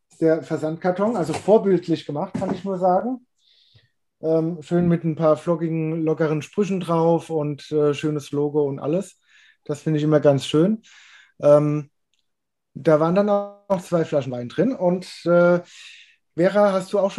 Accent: Rhineland-Palatinate, Germany; born there; ich bin äh, gebürtiger Pfälzer

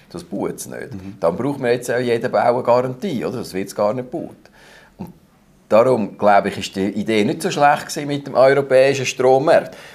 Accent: Glarus, Switzerland; Ich komme aus dem Glarnerland, ich kenne die Gegenden

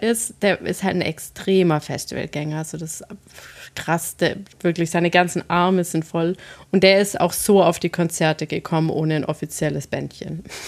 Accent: Swabia, Baden-Württemberg, Germany; now in Hesse, Germany; ich komme ja aus dem Schwabenland

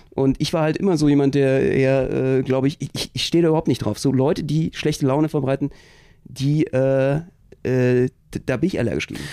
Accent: Berlin, Germany; als Berliner

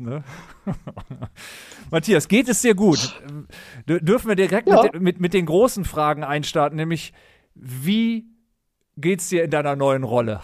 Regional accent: Düsseldorf, North Rhine-Westphalia, Germany; moved away as an adult; also born or lived in Berlin; als gebürtiger Düsseldorfer in Berlin gelebt

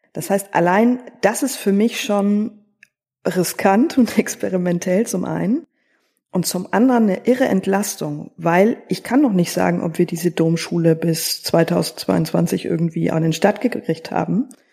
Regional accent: Northern Bavaria, Germany; in Bayern, da komme ich her aus Nordbayern.

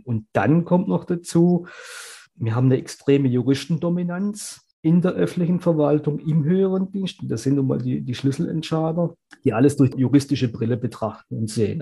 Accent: Germany; bei uns in Deutschland

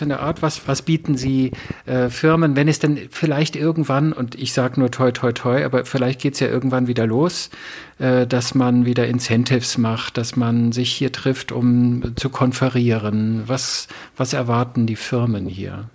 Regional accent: the North, Northern Germany, Germany; ich komme ja aus dem Norden, ich bin das ja gewohnt

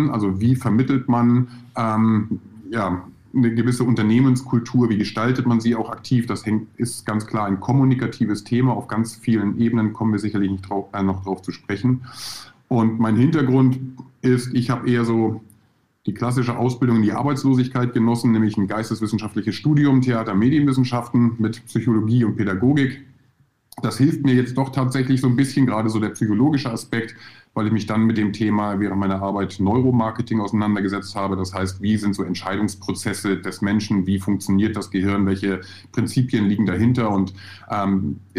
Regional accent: Husum, Schleswig-Holstein, Germany; also born or lived in Hamburg; bin äh, in Hamburg geboren, 1978. Äh, Wer rechnen kann, weiß, wie alt ich bin. Ähm, bin dann noch ein bisschen weiter Richtung Süddänemark gegangen, also in, in der grauen Stadt am Meer Husum äh, groß geworden.

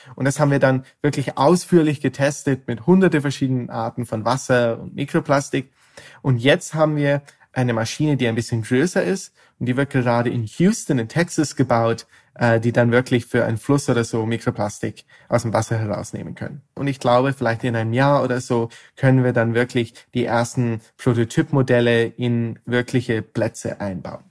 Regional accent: Ireland; moved away as an adult; now in Netherlands; Ich studiere Chemie in ähm, Holland, aber ich komme ursprünglich aus Irland

